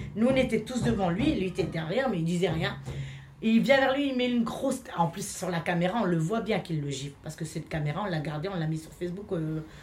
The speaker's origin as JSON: {"language": "French", "country": "France", "also_born_or_lived": "Hellemmes-Ronchin", "second_language": "French", "said": "on est français"}